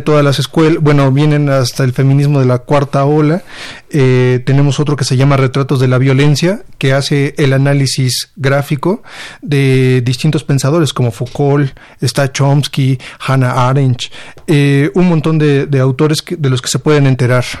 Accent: Mexico; como editor mexicano

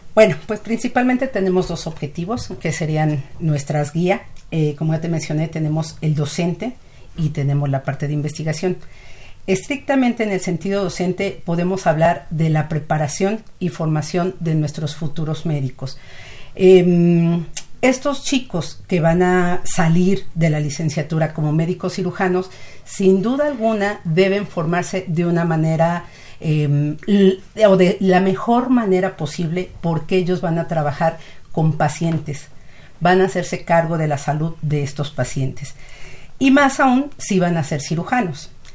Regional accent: Mexico; nuestro país

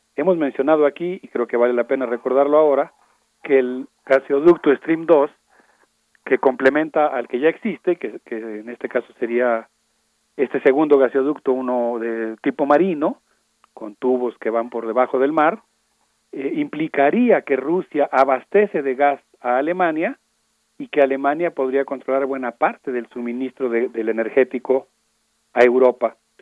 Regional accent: Mexico; como comunidad universitaria y como sociedad mexicana

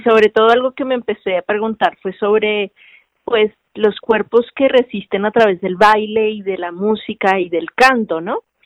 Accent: Cartagena, Bolívar, Colombia; accent: costeña; moved away as an adult; also born or lived in Bogotá, Colombia; now in Mexico; de vivir en Cartagena y luego vivir en la capital, que es Bogotá, y cómo, cómo soy tratada en un lugar y en otro

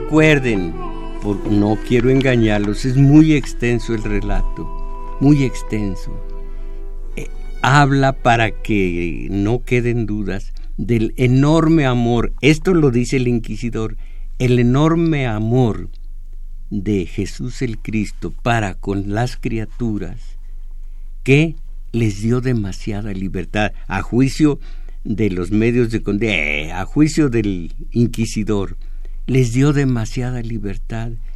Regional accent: Mexico; el mexicano, lo que somos

